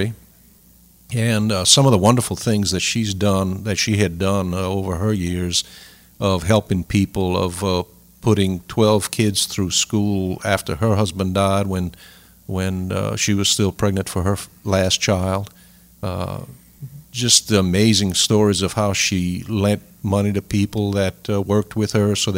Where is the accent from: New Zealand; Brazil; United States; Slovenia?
United States; Sunset, Louisiana; I'm from Sunset. I was born and raised there.